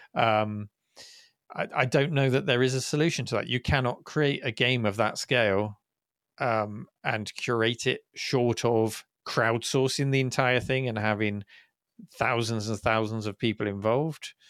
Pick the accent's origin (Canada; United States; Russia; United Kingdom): United Kingdom; as a Brit